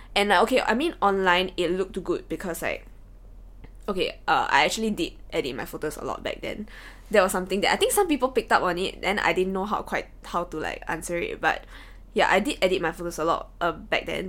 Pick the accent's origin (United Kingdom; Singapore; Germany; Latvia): Singapore; we as Singaporean kids